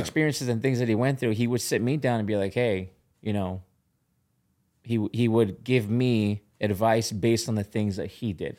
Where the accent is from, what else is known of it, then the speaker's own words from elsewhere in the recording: Orange County, California, United States; I grew up in Orange County